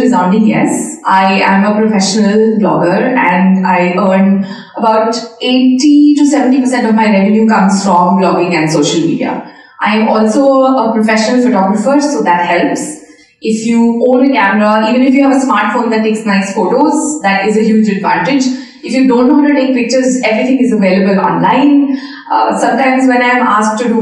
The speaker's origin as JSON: {"language": "English", "country": "India", "said": "I am from India"}